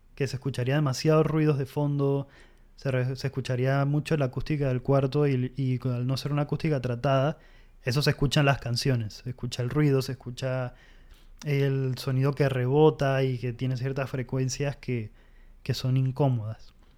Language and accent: Spanish; Panama; en Panamá proyectos como em, …, …, son bandas con las que crecí escuchándolas